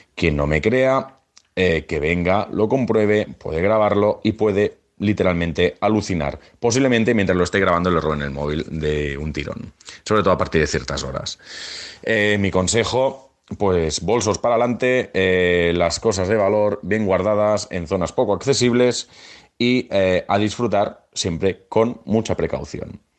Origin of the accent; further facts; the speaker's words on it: Barcelona, Catalonia, Spain; nuestra maravillosa ciudad